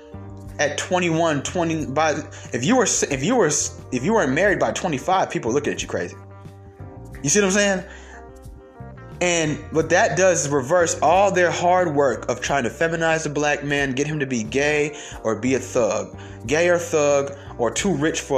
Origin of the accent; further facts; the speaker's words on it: Stone Mountain, Georgia, United States; also born or lived in Atlanta, Georgia; I'm from Atlanta, Georgia, and I grew up in Stone Mountain